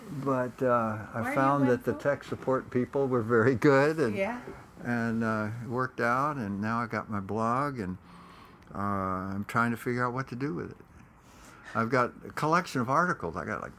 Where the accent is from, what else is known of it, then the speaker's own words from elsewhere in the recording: Corpus Christi, Texas, United States; Corpus Christi, Texas.